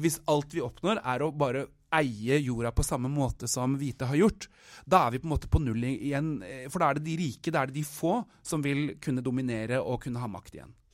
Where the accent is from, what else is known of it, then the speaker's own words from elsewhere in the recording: Norway; moved away as an adult; also born or lived in Oslo, Norway / Anguilla (ancestry); now in South Africa; jeg har vokst opp i Norge